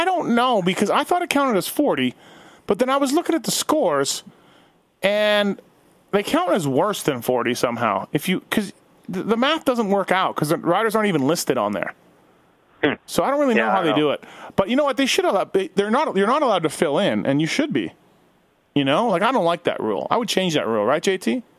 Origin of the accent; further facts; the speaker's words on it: Canada; And I'm Canadian.